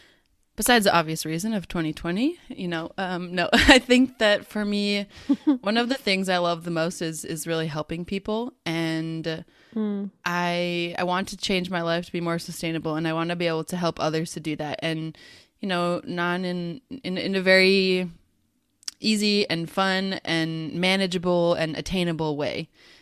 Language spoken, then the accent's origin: English; United States; now in Netherlands; So we, Sarah lives in Australia and I live in the Netherlands. We're both originally from the United States